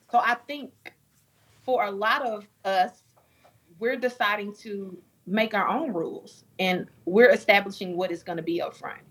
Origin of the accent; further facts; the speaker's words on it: Dallas, Texas, United States; born and raised in Dallas, Texas